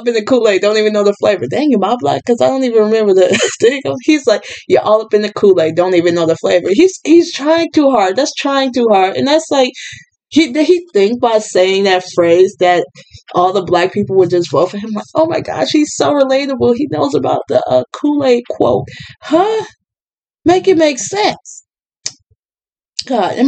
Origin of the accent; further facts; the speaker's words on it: Gary, Indiana, United States; I am from Gary